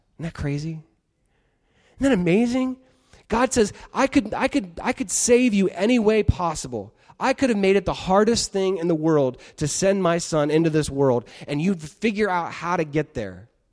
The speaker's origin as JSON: {"language": "English", "country": "United States", "said": "being American"}